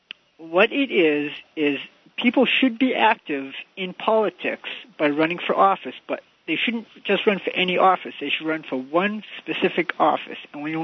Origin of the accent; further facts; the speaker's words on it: Massachusetts, United States; moved away; I grew up in Massachusetts.